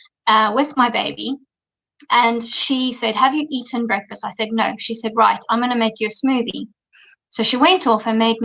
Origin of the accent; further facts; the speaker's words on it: Zimbabwe; moved away as an adult; also born or lived in London, United Kingdom / Dubai, UAE / Australia; I was born in Zimbabwe, grew up in Zimbabwe